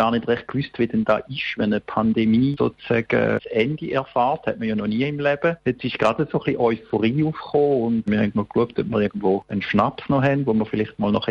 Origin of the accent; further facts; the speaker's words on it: Switzerland; für nicht nur bei uns in der Schweiz, aber generell